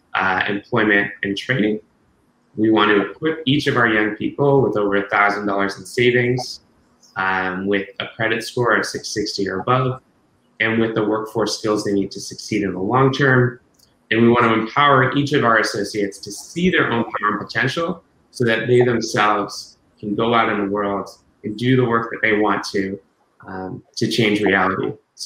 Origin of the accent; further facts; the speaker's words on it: New England, United States; Yeah, it's extremely hot here in Boston today. I'm from New England originally, so anything over 80 is hot to me.